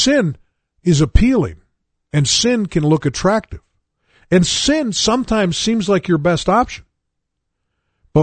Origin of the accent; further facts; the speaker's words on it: United States; I grew up in America